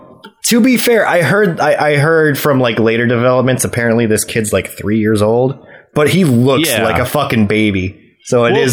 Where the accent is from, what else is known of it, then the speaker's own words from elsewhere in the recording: Wisconsin, United States; I'm from the Midwest. I'm from Wisconsin.